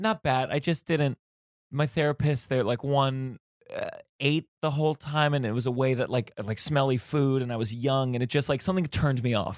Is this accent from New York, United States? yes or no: yes; New York, United States; as a New Yorker